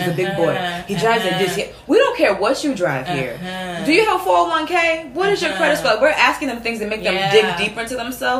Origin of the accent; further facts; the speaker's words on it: United States; we're Nigerian American